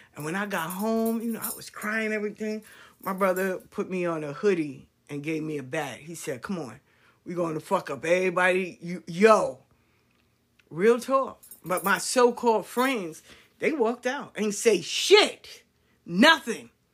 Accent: New York City, New York, United States; We grew up in South Jamaica. We went to Andrew Jackson High School

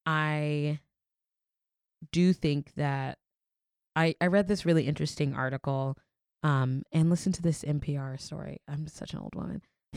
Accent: the South, United States; Or I'm from the South. And I still go back to the South.

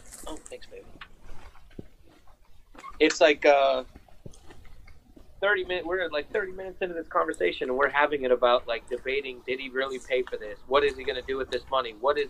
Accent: New York, United States; We're from New York.

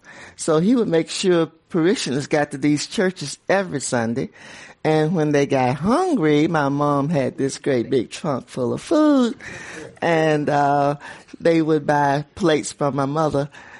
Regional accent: Montgomery, Alabama, United States; growing up in Montgomery

